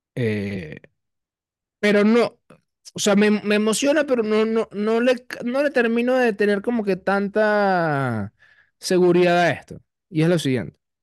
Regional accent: Venezuela; como venezolanos

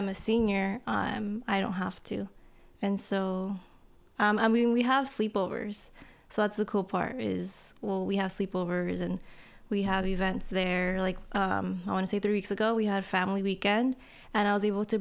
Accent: Corona, California, United States; moved away as an adult; also born or lived in Santa Ana, California; now in San Diego, United States; I'm from Santa Ana, but I grew up in Corona, Norco area

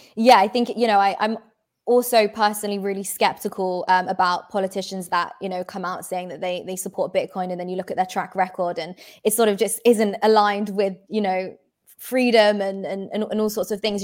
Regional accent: United Kingdom; I'm British

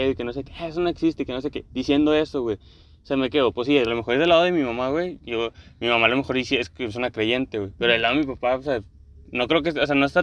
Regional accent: Mexico

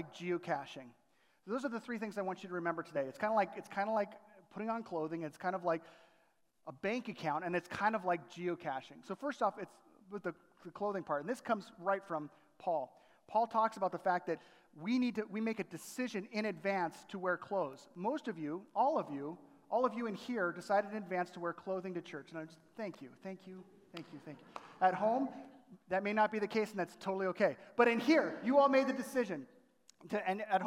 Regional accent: Southern California, United States; moved away as an adult; also born or lived in Chicago area; growing up in Southern California

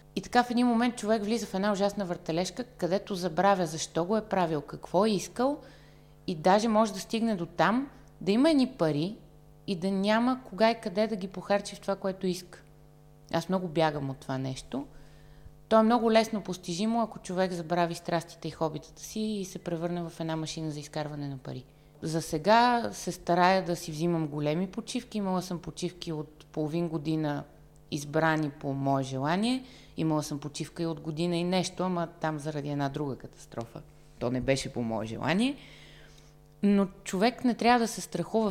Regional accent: Varna, Varna Province, Bulgaria; moved away as an adult; now in Sofia, Bulgaria; във Варна, в родния ми град

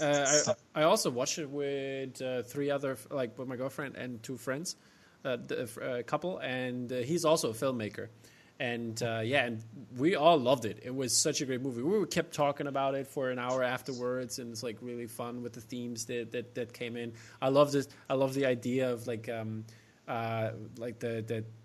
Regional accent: Germany; accent: German American; I just stick to my German American accent

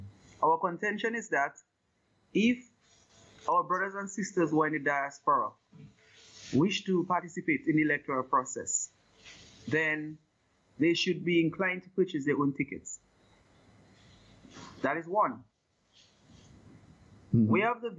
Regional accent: Roseau, Saint George, Dominica; now in New York, United States; I am from Roseau Central.

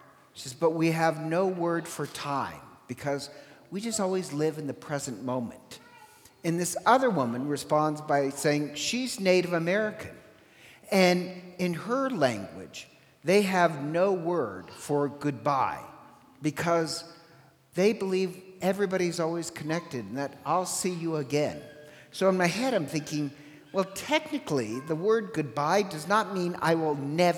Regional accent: Ireland; I'm Irish, and in Gaelic, we don't have a word for sober

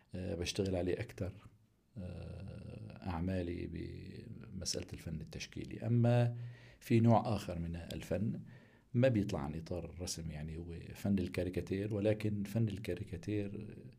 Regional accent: Aleppo, Aleppo Governorate, Syria; من مواليد حلب عام 1963

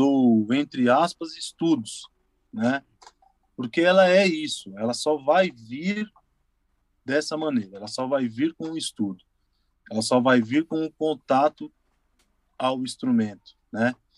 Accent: São Paulo, Brazil; eu saí da Zona Leste, lá, lá de São Mateus, estou na Zona Leste ainda

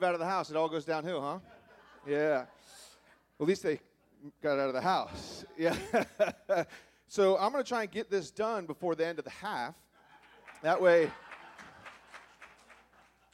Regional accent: South Carolina, United States; I'm from South Carolina

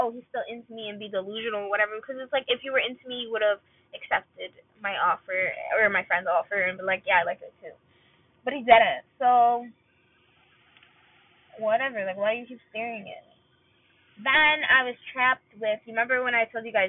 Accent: Palestine; I was from Palestine.

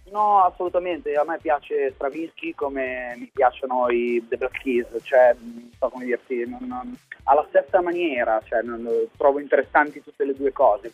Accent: Milan, Lombardy, Italy; also born or lived in Palermo; sono di Milano, anche se in realtà sono nato a Palermo, però sono milanese adottato da tutta la vita fondamentalmente

